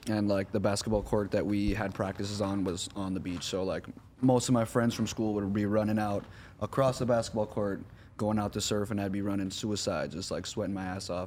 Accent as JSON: {"language": "English", "region": "Hawaii", "country": "United States", "said": "Uh, I'm from Hawaii. I'm 22 years old."}